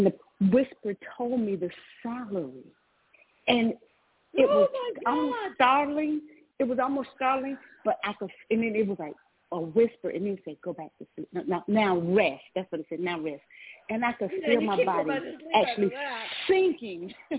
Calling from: Georgia, United States; I'm calling from Georgia.

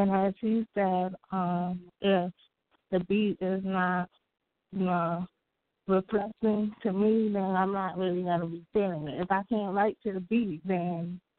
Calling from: North Carolina, United States; Hi, this is … I'm from North Carolina.

